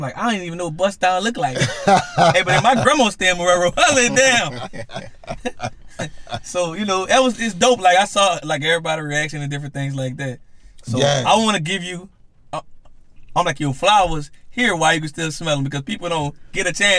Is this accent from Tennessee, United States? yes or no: no; Marrero, Louisiana, United States; like, I got to let you know I'm from Marrero.